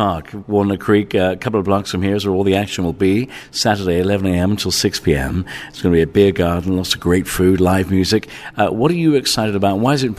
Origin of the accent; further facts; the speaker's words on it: England, United Kingdom; also born or lived in Ireland; Well, listen, growing up in England and Ireland, going to the pub was a family affair.